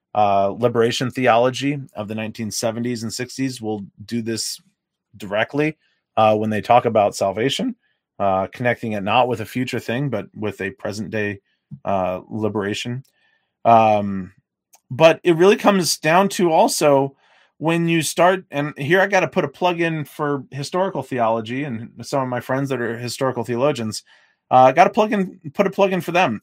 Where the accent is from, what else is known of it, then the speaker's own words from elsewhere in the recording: the South, United States; I grew up in the South